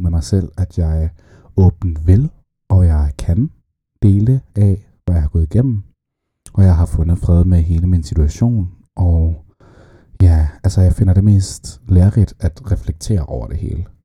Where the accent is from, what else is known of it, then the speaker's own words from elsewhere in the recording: Saudi Arabia; jeg blev født i Saudi-Arabien